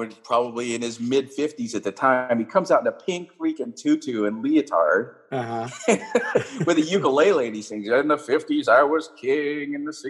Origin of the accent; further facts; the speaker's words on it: Orlando, Florida, United States; also born or lived in Gainesville / Long Island; now in Park Ridge, United States; I think of myself as growing up in Orlando.